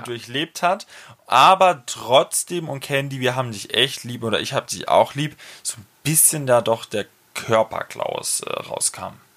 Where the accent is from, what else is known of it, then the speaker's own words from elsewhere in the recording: Franconia, Bavaria, Germany; accent: Franconian; in meinem fränkischen Dialekt